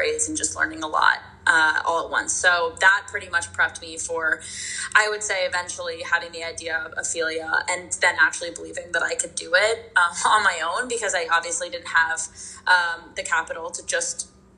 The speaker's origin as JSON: {"language": "English", "town": "New York City", "region": "New York", "country": "United States", "tie": "born or raised there", "also_born_or_lived": "Los Angeles", "said": "I'm living in New York City, and I'm actually also from New York City, which is really fun. I grew up on the Upper West Side of Manhattan"}